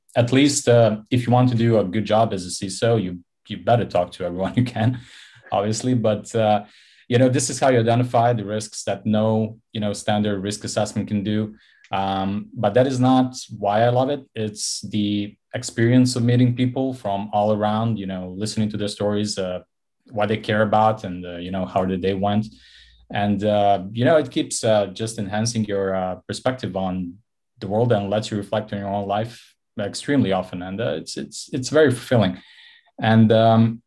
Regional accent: Montenegro; Born and raised in Montenegro on the Mediterranean coast.

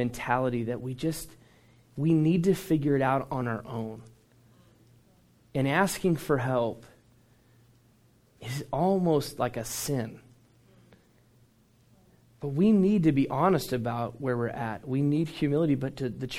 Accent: Dallas, Texas, United States; moved away as an adult; also born or lived in Phoenix, United States; now in Orange County, United States; I was born and raised in Dallas

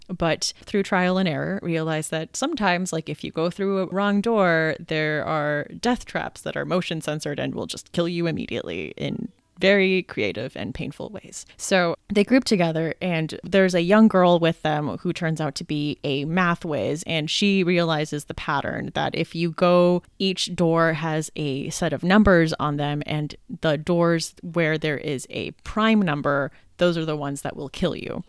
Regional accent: United States; now in Pittsburgh, United States; I am actually American. I live in Pittsburgh, so not Canadian

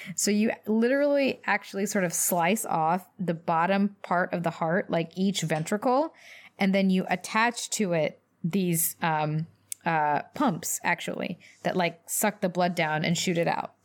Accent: Louisville, Kentucky, United States; I grew up in Louisville, Kentucky

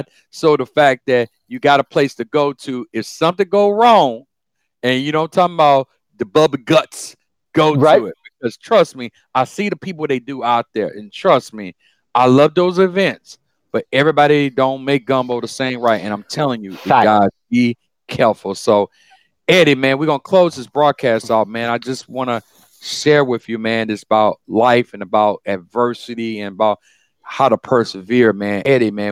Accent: Baton Rouge, Louisiana, United States; in my world, in South Louisiana, born and raised in Baton Rouge

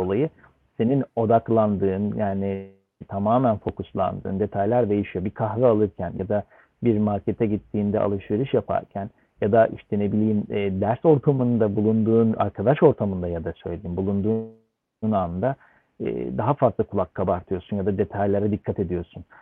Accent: Istanbul, Turkey; moved away as an adult; also born or lived in London, United Kingdom; İstanbul doğumluyum.

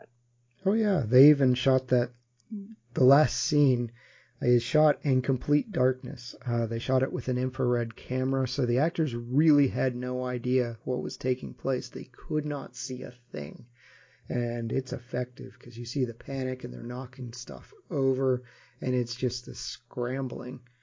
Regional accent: United States; me again being ignorant American

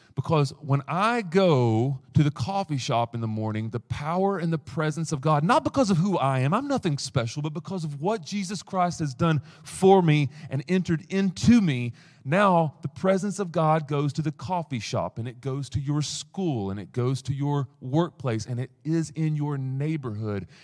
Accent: East Tennessee, United States; I come from East Tennessee

